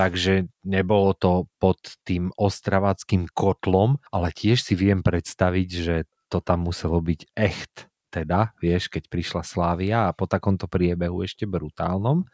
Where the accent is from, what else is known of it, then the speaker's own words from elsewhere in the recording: Banská Bystrica Region, Slovakia; moved away; u nás v Bystrickom